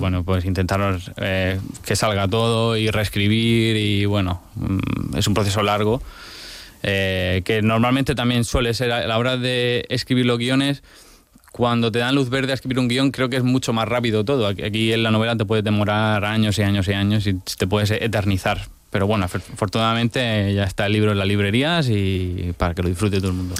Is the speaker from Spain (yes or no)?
yes; Region of Murcia, Spain; cómo somos los murcianos